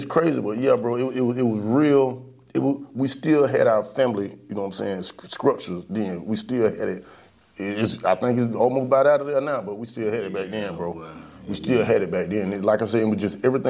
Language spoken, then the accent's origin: English; Williston, Florida, United States; I'm from Williston, Florida, I've been in Williston all my life.